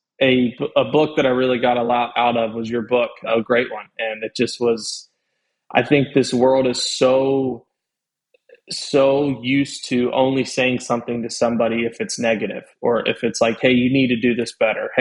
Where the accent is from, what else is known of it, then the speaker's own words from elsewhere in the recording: Louisville, Kentucky, United States; now in Florida, United States; growing up in Louisville